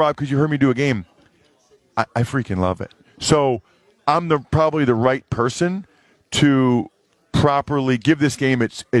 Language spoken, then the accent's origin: English; Reading, Pennsylvania, United States; I'm from Reading, Pennsylvania, man. I'm from an hour west of Philly.